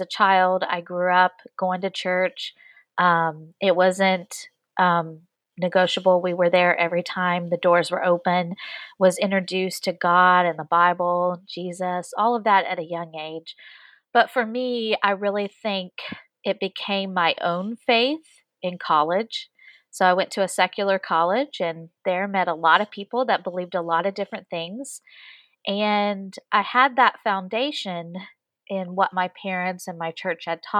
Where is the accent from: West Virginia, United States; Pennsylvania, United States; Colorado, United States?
West Virginia, United States; moved away as an adult; I am originally from West Virginia, which is a completely different state than Virginia